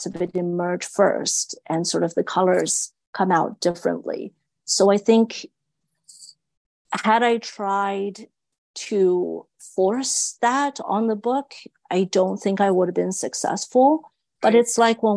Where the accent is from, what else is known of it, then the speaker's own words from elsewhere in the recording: China; moved away; growing up in China